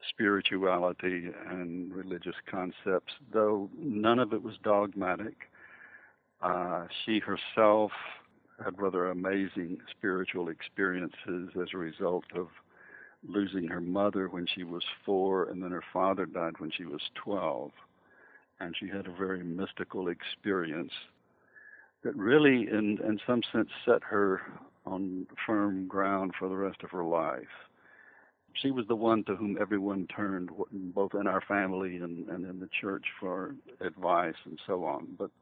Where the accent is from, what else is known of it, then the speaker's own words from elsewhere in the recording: Atlanta, Georgia, United States; also born or lived in Greensboro, North Carolina / Richmond, Virginia; We moved to Atlanta when I was in the third grade.